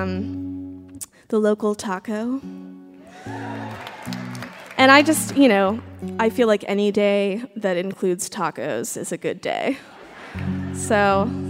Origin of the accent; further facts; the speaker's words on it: Texas, United States; I'm from Texas